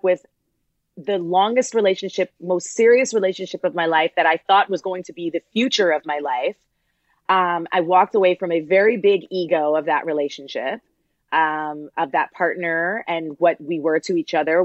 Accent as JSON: {"language": "English", "town": "Toronto", "region": "Ontario", "country": "Canada", "said": "I'm from Toronto. I'm a child of immigrants."}